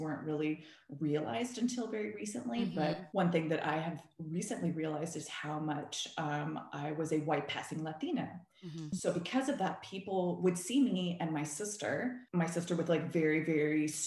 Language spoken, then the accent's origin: English; Seguin, Texas, United States; moved away as an adult; also born or lived in San Antonio, Texas / Austin, Texas; now in Los Angeles, United States; I'm from Seguin, Texas originally